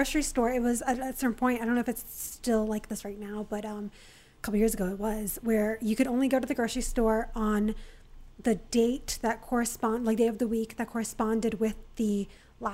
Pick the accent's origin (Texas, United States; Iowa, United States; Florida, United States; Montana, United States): Florida, United States; South; also born or lived in Venezuela; that's where I grew up in South Florida.